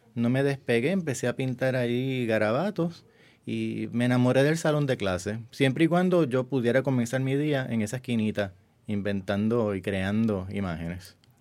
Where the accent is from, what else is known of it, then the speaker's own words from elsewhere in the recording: San Germán, Puerto Rico; moved away; also born or lived in San Juan / New York; Nací en el pueblo de San Germán, en el oeste de Puerto Rico